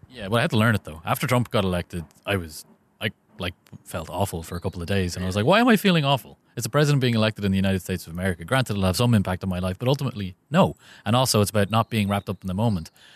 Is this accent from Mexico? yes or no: no; Ireland; we are Irish